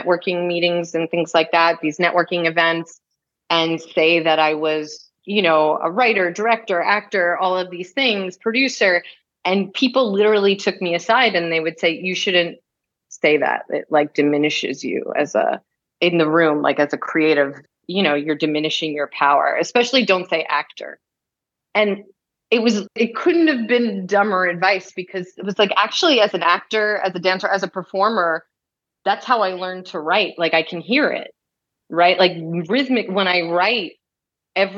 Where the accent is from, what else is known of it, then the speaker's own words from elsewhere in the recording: New York, United States; growing up in New York